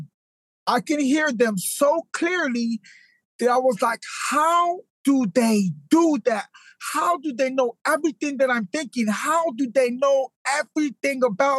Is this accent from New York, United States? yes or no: no; Modesto, California, United States; I was born in Modesto, California. I had a pretty decent family. My mom, my dad, they was there. There was cannery workers.